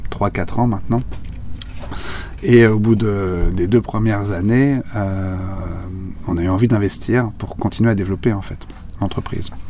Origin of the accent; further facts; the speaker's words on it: Pontchâteau, Pays de la Loire, France; on est de Pontchâteau, qui, est, qui, est situé euh, du continent, qui est situé en fait entre Saint-Nazaire et Nantes.